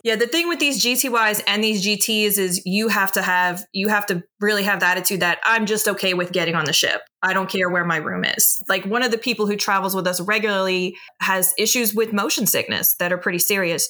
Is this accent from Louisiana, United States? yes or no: yes; New Orleans, Louisiana, United States; accent: Southern drawl; I am from New Orleans